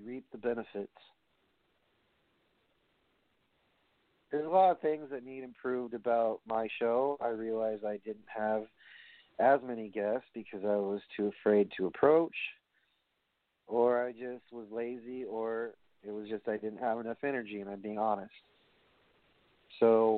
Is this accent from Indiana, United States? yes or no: no; New York, United States; I'm from New York